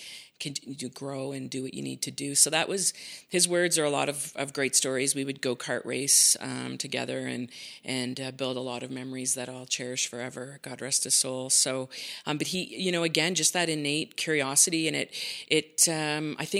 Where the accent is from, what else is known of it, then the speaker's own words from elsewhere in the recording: Saint John, New Brunswick, Canada; now in Calgary, Canada; I grew up in New Brunswick, in St. John, New Brunswick. So I spent most of my childhood there.